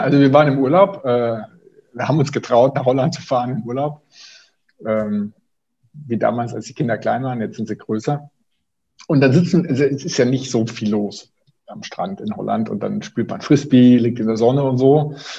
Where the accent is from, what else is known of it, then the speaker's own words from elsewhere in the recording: Swabia, Germany; now in Bonn, Germany; ich bin Schwabe